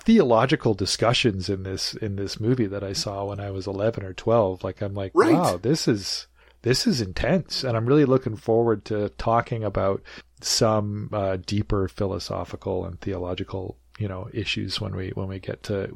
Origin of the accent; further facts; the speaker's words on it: Nelson, British Columbia, Canada; now in Vancouver, Canada; I was born before they moved to Nelson, where I grew up.